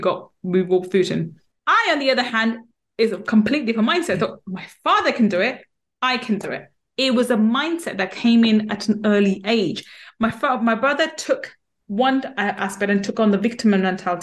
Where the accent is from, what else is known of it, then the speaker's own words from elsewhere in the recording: London, United Kingdom; I grew up in East London